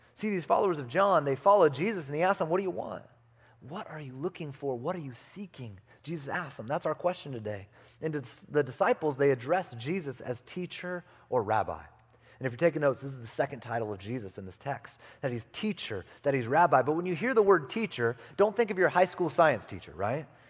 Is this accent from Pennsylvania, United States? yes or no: no; California, United States; moved away; also born or lived in Arizona; I grew up in California